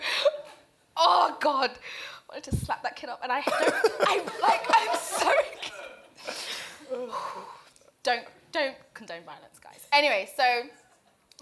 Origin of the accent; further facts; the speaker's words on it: Zanzibar, Tanzania; English is a second language; now in England, United Kingdom; Everywhere else, I'm Zanzibari